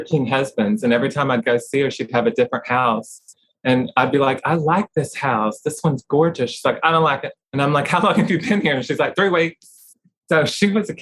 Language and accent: English; Oklahoma, United States; I grew up in Oklahoma and I had relatives in Texas as well